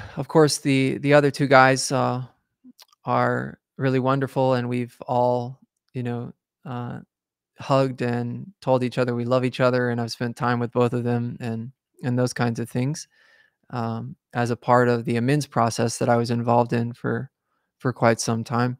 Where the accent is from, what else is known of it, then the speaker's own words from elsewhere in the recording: the South, United States; I was raised in the South, so, uh, I was raised around Christianity and, and so, right here in the, in the Bible Belt, as they call it